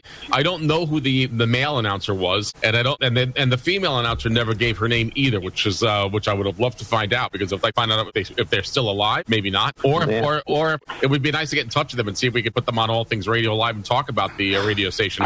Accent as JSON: {"language": "English", "town": "New York City", "region": "New York", "country": "United States", "tie": "born or raised there", "said": "but at least I grew up in New York City, and I've listened to stations in New England back, all over the upstate New York back then."}